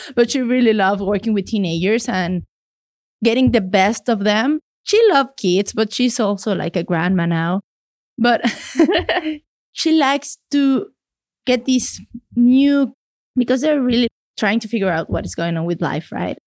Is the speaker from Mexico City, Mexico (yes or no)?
yes; Mexico City, Mexico; English is a second language; moved away as an adult; now in Canada; I am from Mexico City. I'm a city girl. My family is from the northern part of the country, from Chihuahua, but all my life, I've been lucky enough to live in the same spot in Mexico City